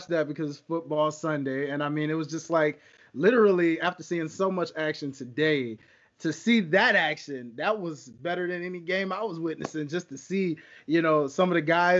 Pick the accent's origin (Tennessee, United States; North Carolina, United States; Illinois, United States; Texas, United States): Tennessee, United States; I'm from Tennessee, so I'm a Tennessee Titan fan at heart.